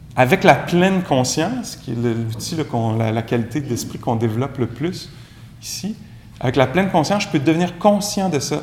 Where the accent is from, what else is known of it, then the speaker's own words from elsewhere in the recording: Quebec, Canada; accent: Québécois; mon accent anglais, euh, très charmant, très québécois